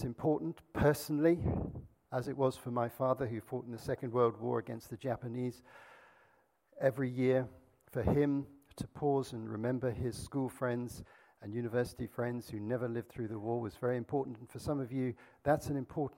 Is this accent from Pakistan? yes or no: yes; Azad Kashmir, Pakistan; I grew up in Pakistan, and our family lived very near the border with India, not so far away, in a place called Kashmir on the foothills of the Himalayas